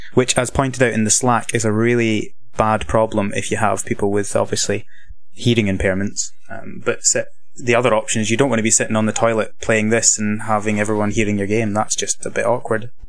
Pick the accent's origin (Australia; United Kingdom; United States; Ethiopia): United Kingdom; west of Scotland; accent: Scottish; I'm, uh, from Scotland. Um, living in the east of Scotland, but, uh, originally from the west.